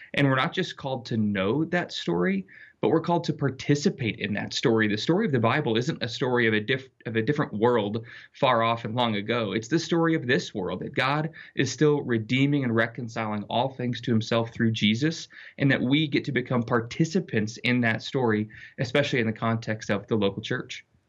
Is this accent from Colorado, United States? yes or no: yes; Littleton, Colorado, United States; I grew up in Littleton, Colorado, in a fairly secular environment